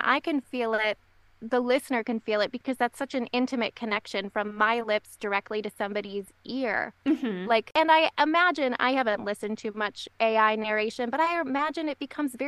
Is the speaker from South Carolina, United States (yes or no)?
no; Michigan, United States; moved away as an adult; we ended up moving back to Michigan, my home state